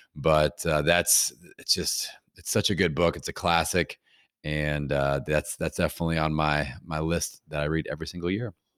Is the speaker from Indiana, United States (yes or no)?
yes; Bloomington, Indiana, United States; my hometown here in Bloomington, Indiana